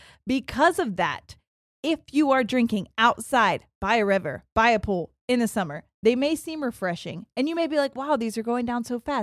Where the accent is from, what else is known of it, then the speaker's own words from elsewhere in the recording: Ohio, United States; I'm from Central Ohio and started listening to you guys during peak COVID.